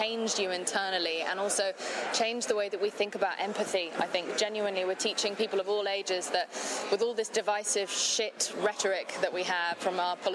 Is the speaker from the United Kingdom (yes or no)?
yes; England, United Kingdom; I am English